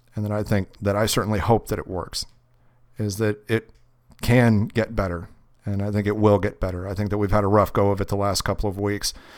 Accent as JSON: {"language": "English", "region": "Kentucky", "country": "United States", "moved": "yes", "said": "I'm from Kentucky."}